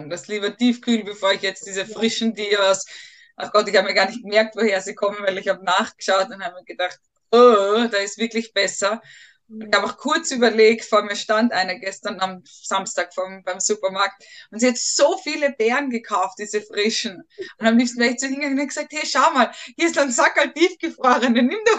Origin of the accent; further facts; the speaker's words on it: Tyrol, Austria; Das Gröstel als Tiroler.